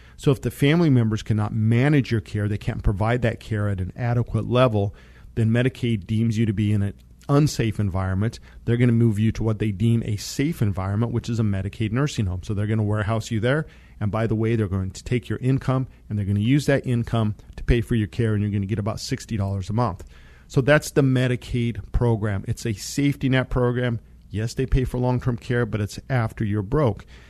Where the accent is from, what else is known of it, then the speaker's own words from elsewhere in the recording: Monte Vista, Colorado, United States; I grew up in Monta Vista, Colorado.